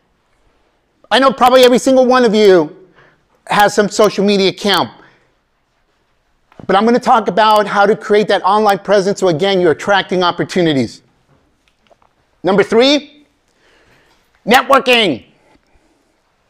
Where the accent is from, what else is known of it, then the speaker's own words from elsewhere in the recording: Bay Area, California, United States; English is a second language; I grew up in the Bay Area. I still live there in the Bay Area, you know, Silicon Valley